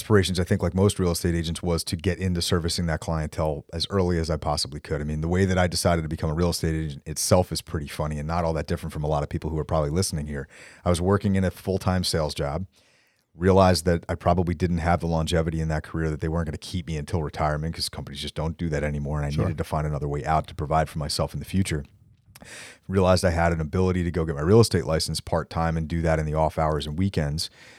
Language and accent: English; New Jersey, United States; So I grew up in Bergen County. So mm-hmm. I'm a Jersey boy, born and bred, and went to school in Manhattan for 4 years.